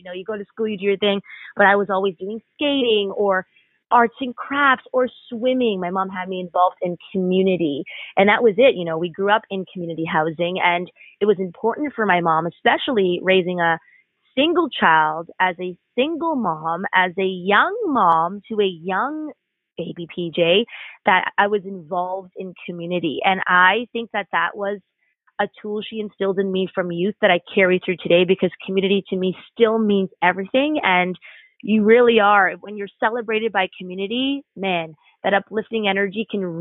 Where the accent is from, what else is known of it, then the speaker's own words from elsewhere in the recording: Canada; growing up in this gorgeous nation, this blessed nation of Canada